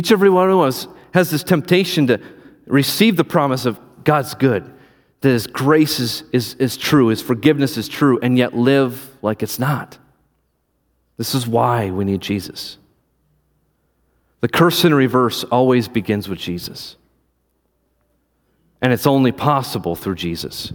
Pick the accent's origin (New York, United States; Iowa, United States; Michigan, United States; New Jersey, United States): Iowa, United States; now in Wisconsin, United States; I'm from Iowa. I'm used to driving in the snow